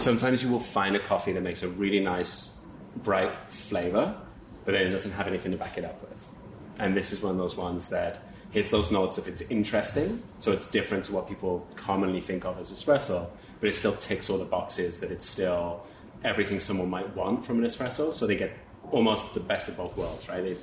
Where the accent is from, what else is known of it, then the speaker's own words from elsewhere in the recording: South West England, United Kingdom; moved away; originally. I'm from the southwest.